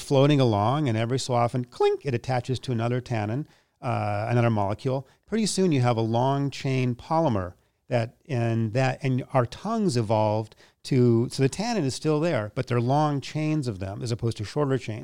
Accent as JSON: {"language": "English", "town": "Minneapolis", "region": "Minnesota", "country": "United States", "tie": "born or raised there", "moved": "as an adult", "lives_now": "New York, United States", "said": "I grew up in Minneapolis"}